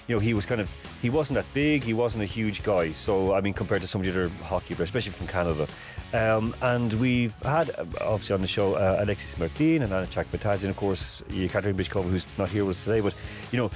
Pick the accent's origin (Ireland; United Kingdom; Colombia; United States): Ireland; I'm Irish